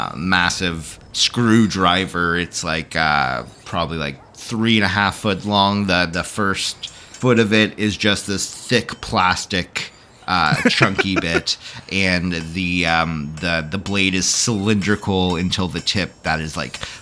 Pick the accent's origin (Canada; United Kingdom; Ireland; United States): United Kingdom; Scotland; I'm fucking Scottish, you fuck.